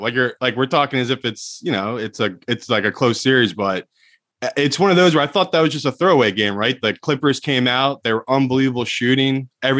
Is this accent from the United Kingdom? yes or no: yes; England, United Kingdom; I'm English, dude. England, everyone thinks the worst thing's going to happen because it rains every day in England.